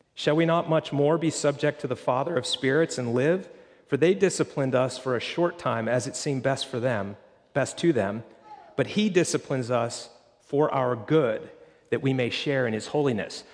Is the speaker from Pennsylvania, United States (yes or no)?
yes; Pennsylvania, United States; now in Florida, United States; I grew up in Pennsylvania